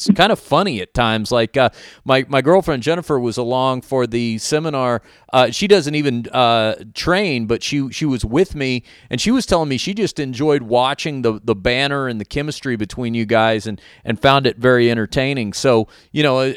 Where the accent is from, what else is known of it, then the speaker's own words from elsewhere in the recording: United States; accent: American; my dumb American accent